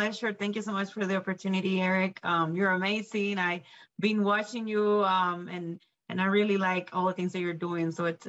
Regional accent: Puerto Rico; now in Greeley, United States; Well, honestly, because I moved here from Puerto Rico, so straight from the island to Greeley, Colorado, the northern area, I think it's both.

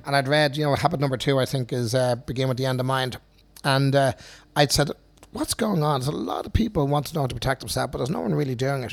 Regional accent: Dublin, Leinster, Ireland; I grew up in Finglas

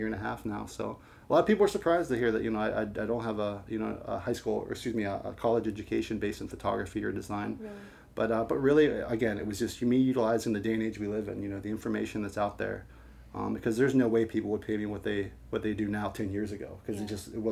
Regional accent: Pittsburgh, Pennsylvania, United States; now in St. Louis, United States; I grew up in Pittsburgh, Pennsylvania

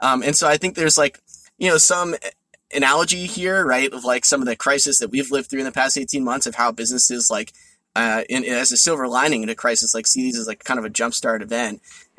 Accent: New Jersey, United States; I grew up in New Jersey, and I lived there my whole life, and my parents still live there.

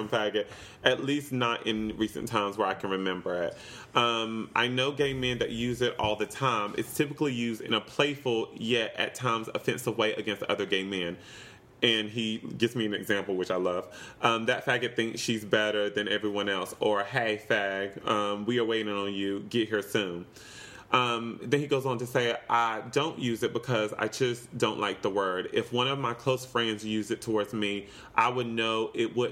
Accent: the South, United States; also born or lived in Los Angeles, United States; now in New York, United States; I grew up in the South, and we were pretty ignorant

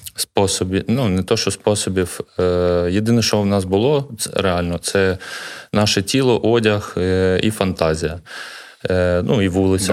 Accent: Kharkiv, Kharkiv Oblast, Ukraine; я народився в Харкові на Салтівці, це мій рідний район.

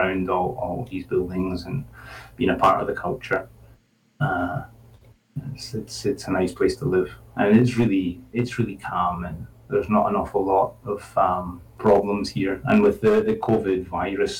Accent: Scotland, United Kingdom; moved away as an adult; now in Spain; I'm from Scotland.

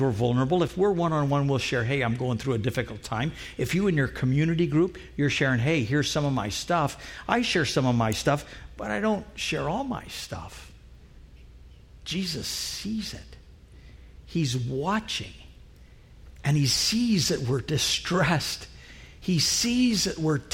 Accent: Trinidad & Tobago; moved away; Where I grew up in Trinidad

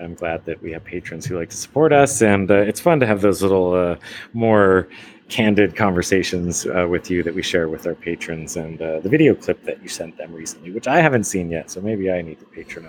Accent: United States; moved away as an adult; now in Asia; as an American

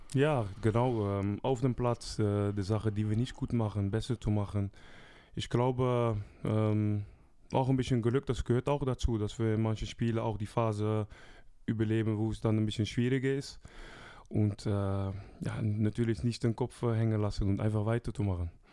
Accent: Rotterdam, South Holland, Netherlands; German is a second language; moved away as an adult; also born or lived in Brest, France; now in Germany; zwei Stunden von meiner Heimat, Rotterdam

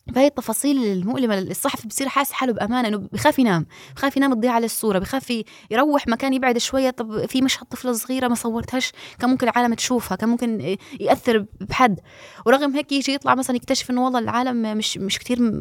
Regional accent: Gaza, Gaza Strip, Palestine; moved away as an adult; now in Turkey; انا ربيت طفل في غزه وربيت طفل خارج غزه

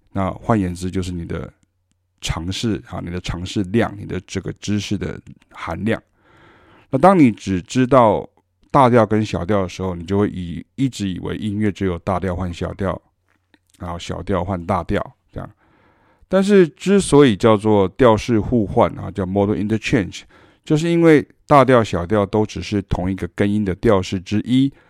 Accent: Taiwan; 因为我们是台湾人

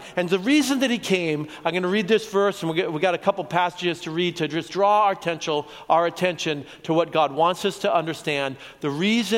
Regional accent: Colombia; now in Oregon, United States; I was born in Colombia.

